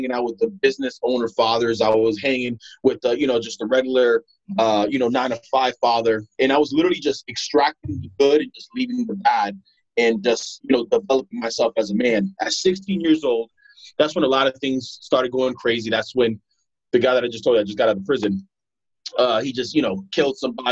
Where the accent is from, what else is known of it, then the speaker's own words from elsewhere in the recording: Broward County, Florida, United States; also born or lived in Providence, Rhode Island / Pompano Beach, Florida / Deerfield Beach, Florida; When I came here, I grew up pretty much here in Broward County, Florida